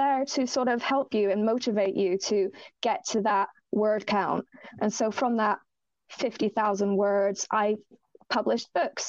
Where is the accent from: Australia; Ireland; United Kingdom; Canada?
Ireland; I am Irish, so I was raised Roman Catholic.